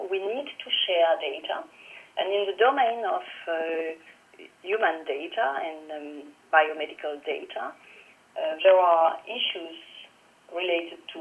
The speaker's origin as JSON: {"language": "English", "town": "Toulouse", "region": "Occitania", "country": "France", "tie": "born or raised there", "said": "the University of Toulouse, actually my hometown."}